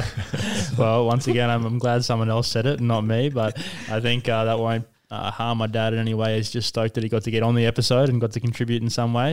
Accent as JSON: {"language": "English", "region": "Queensland", "country": "Australia", "tie": "born or raised there", "said": "played with him a fair bit growing up in the Queensland youth teams, under 17s and under 19 stuff"}